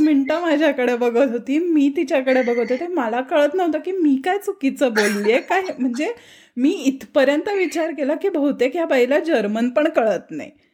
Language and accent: Marathi; Pune, Maharashtra, India; मी पुण्याची आहे